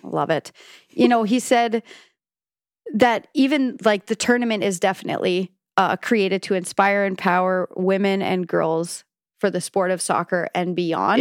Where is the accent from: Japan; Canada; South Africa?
Canada; as a Canadian